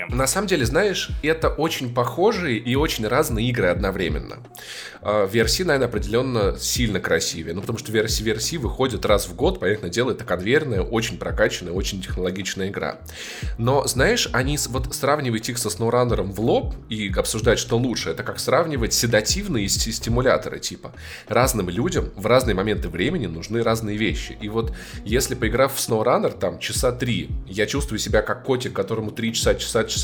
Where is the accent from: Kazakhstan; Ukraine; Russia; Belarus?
Russia; мы из э, холодной заснеженной России